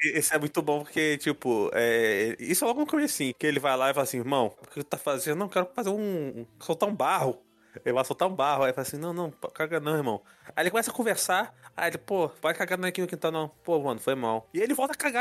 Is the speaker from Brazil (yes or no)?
yes; Rio de Janeiro, Brazil